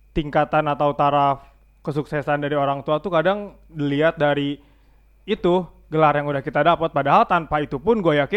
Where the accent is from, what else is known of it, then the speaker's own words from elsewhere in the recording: Java, Indonesia; gue juga sebagai orang Jawa, tapi gue nggak pernah disebut orang Jawa sih.